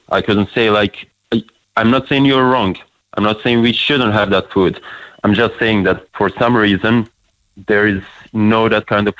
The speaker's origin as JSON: {"language": "English", "country": "Bosnia & Herzegovina", "lives_now": "Ireland", "said": "I'm from Bosnia."}